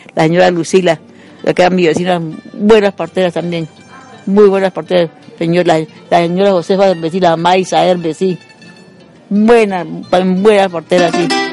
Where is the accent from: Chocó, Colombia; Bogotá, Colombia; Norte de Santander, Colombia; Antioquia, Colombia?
Norte de Santander, Colombia; Villa del Rosario; nosotros vivíamos cuando eso en Antigua